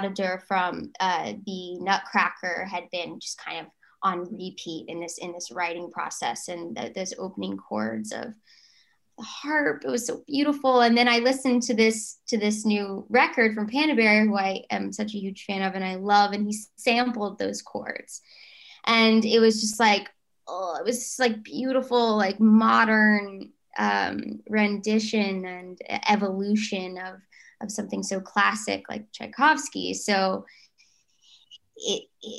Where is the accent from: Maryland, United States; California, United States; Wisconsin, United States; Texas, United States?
Texas, United States; Fort Worth; I still stayed at my school, and I'm from Fort Worth, Texas